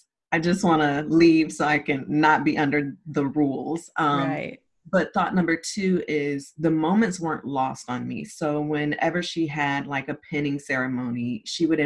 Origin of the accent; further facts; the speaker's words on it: Zephyrhills, Florida, United States; also born or lived in St. Petersburg, Florida; I was born in St. Petersburg, Florida, raised in Zephyr Hills, Florida